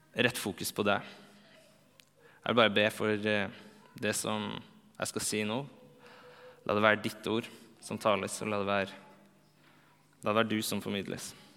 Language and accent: Norwegian; Trondheim, Trøndelag, Norway; moved away as an adult; also born or lived in Bergen; now in Oslo, Norway; det er fire år siden jeg flytta fra Trondheim